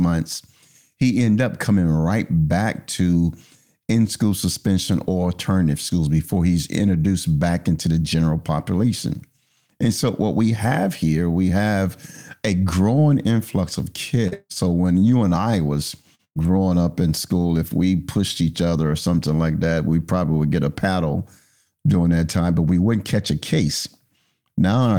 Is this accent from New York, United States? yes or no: no; Philadelphia, Pennsylvania, United States; in my neighborhood where I grew up in North Philadelphia